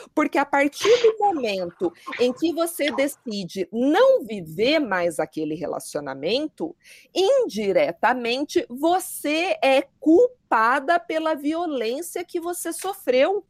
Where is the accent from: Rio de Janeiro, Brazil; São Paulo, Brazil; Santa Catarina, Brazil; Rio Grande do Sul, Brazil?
São Paulo, Brazil; moved away as an adult; now in Curitiba, Brazil; eu sou de São Paulo, sou promotora de justiça